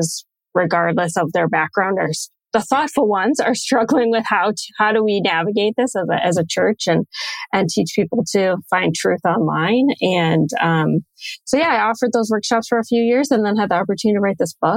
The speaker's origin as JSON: {"language": "English", "area": "just outside of Chicago", "region": "Illinois", "country": "United States", "tie": "born or raised there", "also_born_or_lived": "Western New York", "moved": "as an adult", "lives_now": "Minnesota, United States", "said": "I grew up just outside of Chicago, so I'm really from Illinois. I'm not a native Minnesotan, which sometimes I'm reminded of up here"}